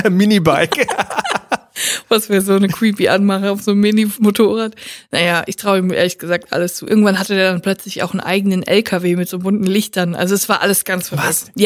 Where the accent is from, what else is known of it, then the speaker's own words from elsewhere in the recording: Siegen, North Rhine-Westphalia, Germany; durch die City-Galerie in Siegen gelaufen, da wo ich herkomme.